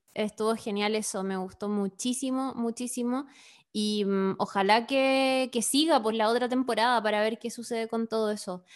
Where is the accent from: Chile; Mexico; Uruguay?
Chile; soy chilena de clase media